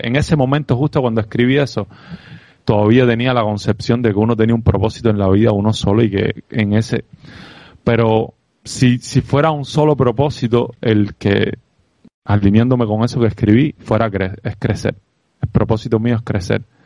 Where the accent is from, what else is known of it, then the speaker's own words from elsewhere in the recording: Cuba; accent: Cuban; moved away as an adult; mi sello cubano